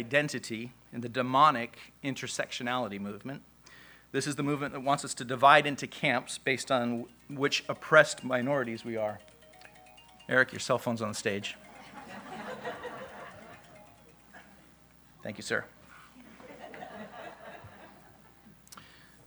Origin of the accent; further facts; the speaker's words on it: United States; Our identity as Americans